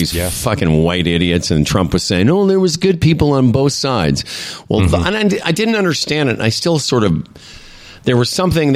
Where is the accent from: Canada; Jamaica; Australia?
Canada; Moose Jaw, Saskatchewan; I'm from Moose Jaw, Saskatchewan